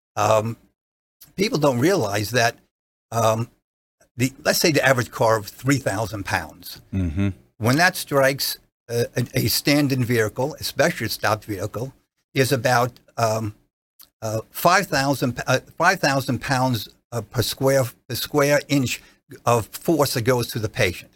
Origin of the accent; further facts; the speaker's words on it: New Jersey, United States; accent: regional accent (New Jersey); moved away as an adult; now in Clearwater, United States; prior to that was in New Jersey practicing, as you can hear by my my regional accent